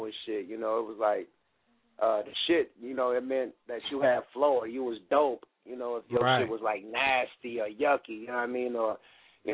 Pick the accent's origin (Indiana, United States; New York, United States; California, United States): California, United States; the Bay Area; moved away as an adult; now in Los Angeles, United States; I'm from the Bay.